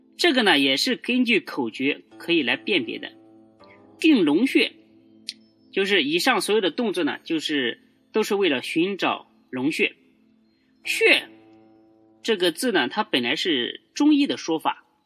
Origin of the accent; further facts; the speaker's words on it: China; 我们中国人的八卦、易经啊、风水啊这些知识